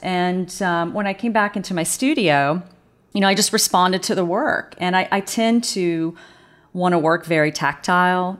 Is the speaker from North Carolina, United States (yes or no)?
yes; North Carolina, United States; accent: southern drawl; moved away; I know that southern drawl comes out every once in a while. Um, yeah, I w, I grew up in North Carolina